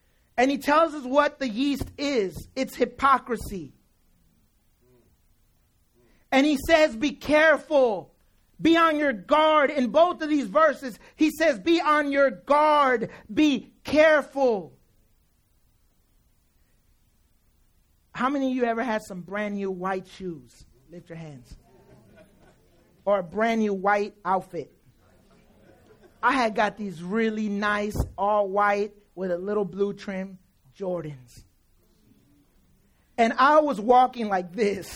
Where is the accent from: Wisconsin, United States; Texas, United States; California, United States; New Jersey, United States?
California, United States; Oakland; also born or lived in El Salvador; I moved from El Salvador when I was 4 years old. I've lived in Oakland all my life. I was raised in West Oakland.